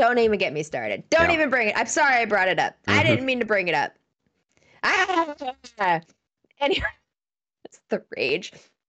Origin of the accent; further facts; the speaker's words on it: Washington, United States; I grew up in Washington State.